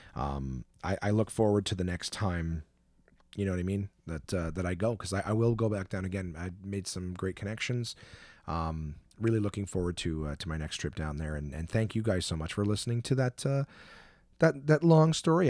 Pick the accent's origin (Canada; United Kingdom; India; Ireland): Canada; we're both comics from Canada.